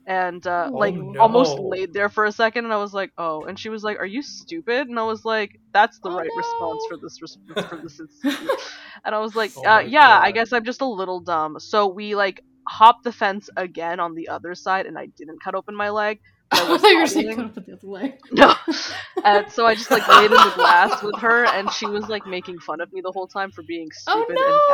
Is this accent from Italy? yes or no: no; Canada; we're Canadian